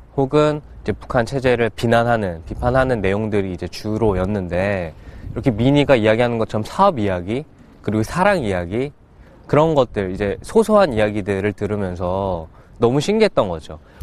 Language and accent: Korean; Seoul, South Korea; 저는 서울 중랑구에서 태어난